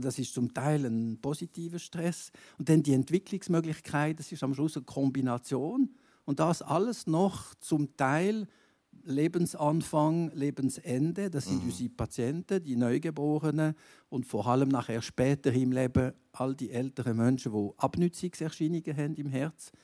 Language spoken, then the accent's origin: German; Gruyère, Fribourg, Switzerland; in meinem Heimatkanton, Greyerzoland